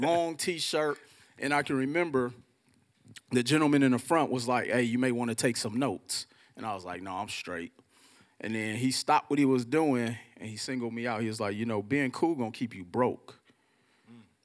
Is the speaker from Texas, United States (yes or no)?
no; Milwaukee, Wisconsin, United States; I'm from Milwaukee, Wisconsin, and growing up in Milwaukee